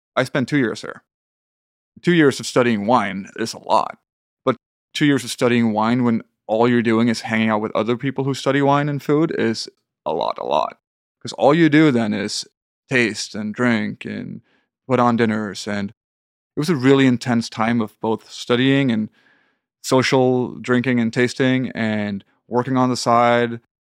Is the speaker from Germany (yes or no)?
no; south of Sweden, Sweden; moved away as an adult; also born or lived in Copenhagen, Denmark; now in Manhattan, United States; got a good apartment in my hometown in the south of Sweden